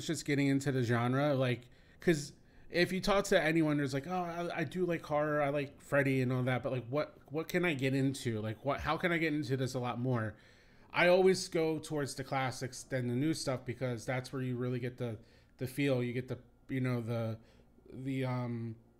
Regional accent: Cape May, New Jersey, United States; where I grew up in Cape May, which is another shore town

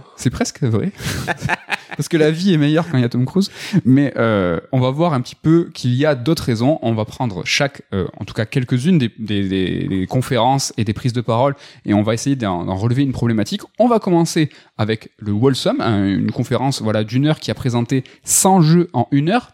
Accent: France; chez nous, en France

